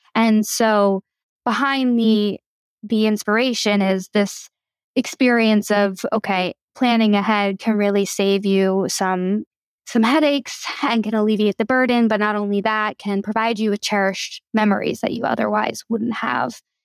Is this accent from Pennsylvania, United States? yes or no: yes; Philadelphia, Pennsylvania, United States; moved away as an adult; also born or lived in Vermont; I was born and raised in Philly by my two moms